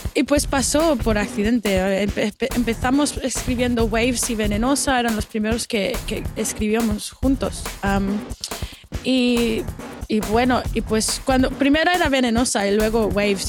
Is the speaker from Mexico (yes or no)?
no; Barcelona, Catalonia, Spain; now in Melbourne, Australia; nací aquí en Melbourne, pero cuando tenía siete, mis padres y yo y mi hermano nos mudamos a, Barcelona, um, en España